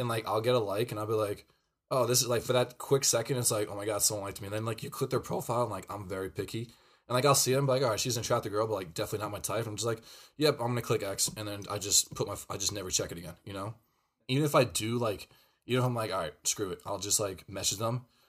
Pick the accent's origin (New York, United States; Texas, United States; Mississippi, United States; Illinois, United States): New York, United States; Pearl River; we were in Pearl River, New York. Shout out to my hometown